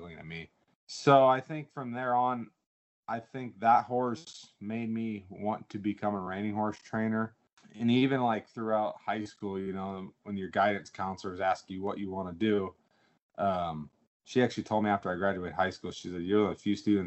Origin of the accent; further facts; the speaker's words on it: Illinois, United States; I moved back to Illinois and went to Blackhawk College